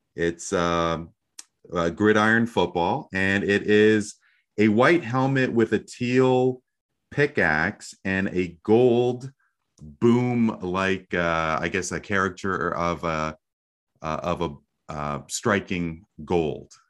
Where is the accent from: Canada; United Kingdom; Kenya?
Canada; as a Canadian